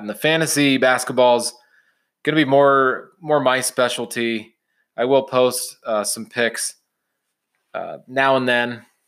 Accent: Champaign, Illinois, United States; now in Utah, United States; I grew up in Champaign, Urbana, Illinois

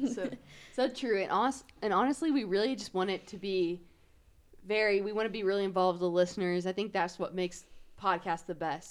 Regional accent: Wichita, Kansas, United States; I'm from Wichita. Um, I lived here my whole entire life.

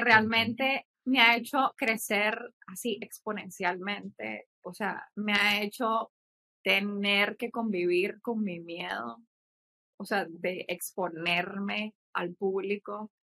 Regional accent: Nicaragua; also born or lived in Mexico; soy de Nicaragua, eh, vivo aquí, o sea, aquí nací, estudié una parte de mi vida en México

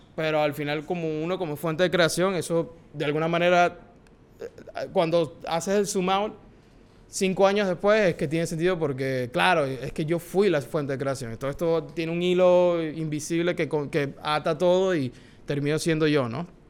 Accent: Maracaibo, Zulia, Venezuela; now in New York, United States; Soy venezolano, como les dije. Tengo el privilegio de haber nacido en Maracaibo.

